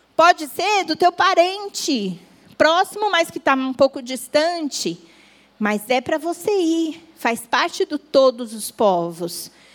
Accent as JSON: {"language": "Portuguese", "region": "São Paulo", "country": "Brazil", "tie": "born or raised there", "moved": "as an adult", "lives_now": "Guarujá, Brazil", "said": "Nasci em São Paulo, morei em São Paulo Fazem um pouco mais de dois anos que mudamos para o Guarujá."}